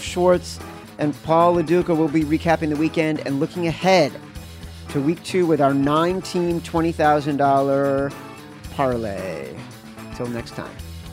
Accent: Chicago, Illinois, United States; I'm from Chicago

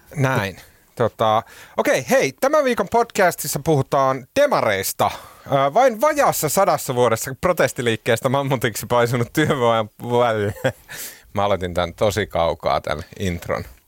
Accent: Oulu, North Ostrobothnia, Finland; accent: Oulu dialect; now in Helsinki, Finland; Mä oon käynyt joululoman aikana Oulussa, mistä johtuen mun murre on palautunut entiseen huonoon

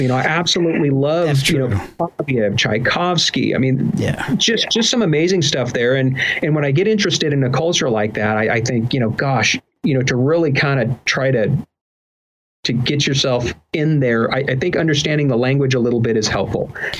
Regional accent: California, United States; I got into languages and I picked up Spanish, from my mom and, also just from growing up in Southern California

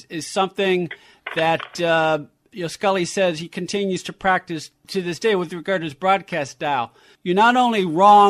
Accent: San Francisco, California, United States; moved away as an adult; now in Los Angeles, United States; I grew up in San Francisco, so I grew up on the other side of the rivalry

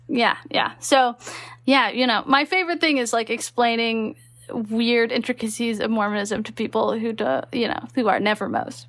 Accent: Texas, United States; moved away; also born or lived in Utah; I grew up in Texas

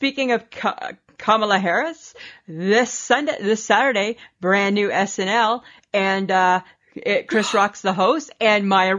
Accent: Wasaga Beach, Ontario, Canada; my hometown area.

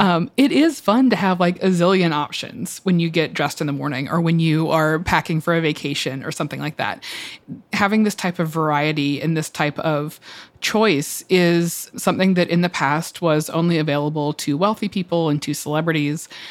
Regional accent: Atlanta, Georgia, United States; moved away as an adult; now in New York, United States; I'm from the South. I'm from Atlanta

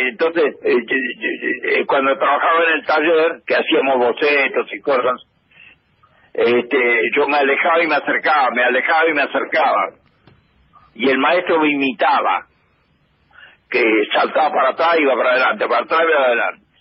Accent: Argentina; moved away as an adult; also born or lived in Rome, Italy / Turin, Italy / Paris, France / London, United Kingdom; yo vengo de Argentina, y quiero quedarme en Roma un tiempo

